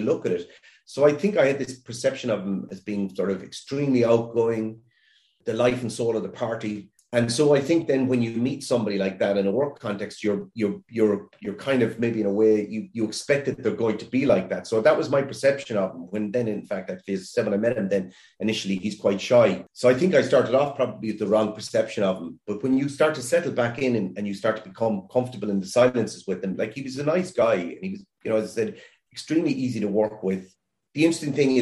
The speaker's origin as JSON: {"language": "English", "country": "Ireland", "said": "as an Irish person"}